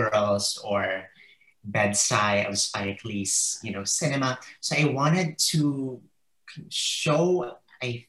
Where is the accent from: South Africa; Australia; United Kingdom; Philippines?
Philippines; moved away as an adult; now in United States; the Philippines, which is my home country.